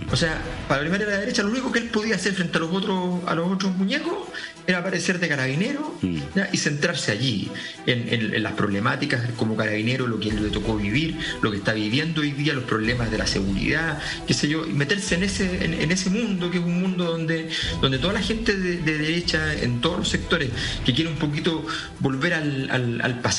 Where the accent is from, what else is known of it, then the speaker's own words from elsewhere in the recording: Santiago, Santiago Metropolitan Region, Chile; now in Europe; la, cisterna, el bosque, qué sé yo, que son, que son territorio conocido, territorio de toda infancia, adolescencia.